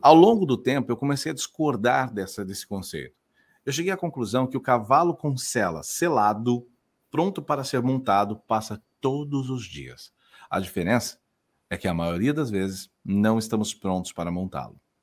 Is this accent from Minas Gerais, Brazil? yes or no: no; Sertãozinho, São Paulo, Brazil; now in Florianópolis, Brazil; Eu sou interior ah. de é. São Paulo, sou nascido em Sertãozinho, lá de Ribeirão Preto, mas estou em Floripa